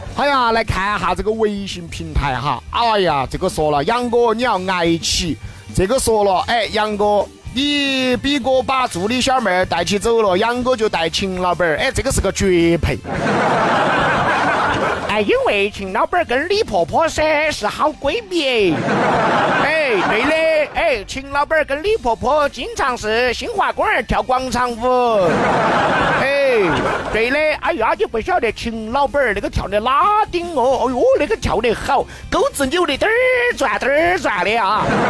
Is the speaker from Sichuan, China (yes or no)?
yes; Chengdu, Sichuan, China; 我们老成都的方言